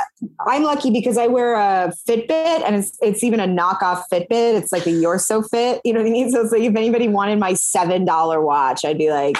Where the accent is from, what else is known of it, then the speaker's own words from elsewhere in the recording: Maine, United States; moved away as an adult; also born or lived in Montreal, Canada / New York, United States; now in Los Angeles, United States; I'm from Maine. I mm-hmm. went to college in Quebec.